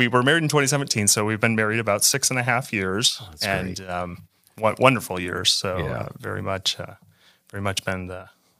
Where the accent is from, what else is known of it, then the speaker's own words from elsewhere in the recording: Michigan, United States; So I grew up in West Michigan and grew up in a Christian home, was raised in the church